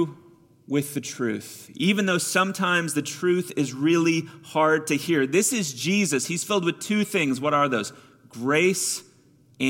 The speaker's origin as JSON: {"language": "English", "region": "Missouri", "country": "United States", "tie": "born or raised there", "said": "I grew up with him in Missouri"}